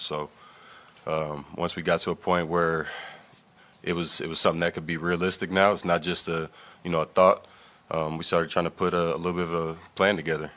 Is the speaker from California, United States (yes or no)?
yes; East Palo Alto, California, United States; I grew up in East Palo Alto